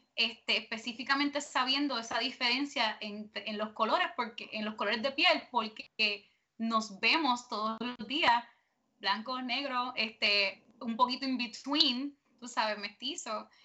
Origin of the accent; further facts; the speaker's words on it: Puerto Rico; nosotros como puertorriqueños